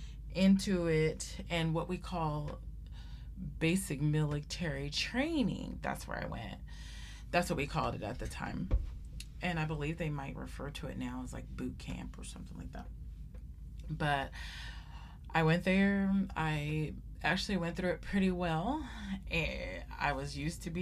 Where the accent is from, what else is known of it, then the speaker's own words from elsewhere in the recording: Sacramento, California, United States; from Sacramento, California, and that's where I grew up. That's where I was born, and I went to high school there.